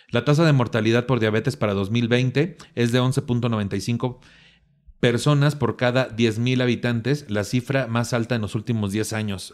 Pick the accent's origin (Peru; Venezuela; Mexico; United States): Mexico; nuestras familias que somos mexicanos